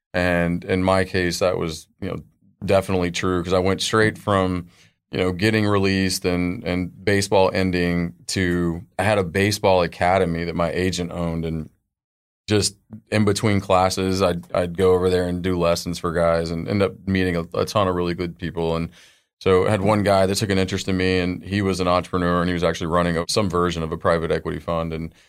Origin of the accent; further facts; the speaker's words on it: Dallas, Texas, United States; I grew up in Dallas, Fort Worth. Moved around for a little bit.